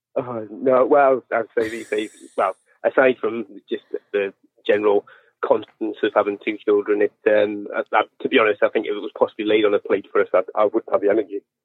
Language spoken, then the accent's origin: English; northeast coast of England, North East England, United Kingdom; I'm from the northeast coast of England